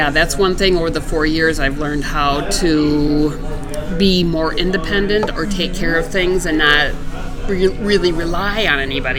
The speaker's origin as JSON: {"language": "English", "region": "Wisconsin", "country": "United States", "said": "Originally from Wisconsin."}